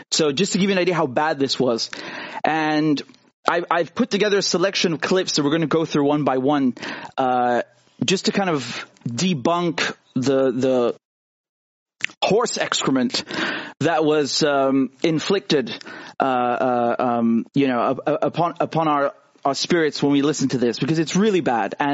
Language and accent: English; United Kingdom; I'm a British journalist and producer.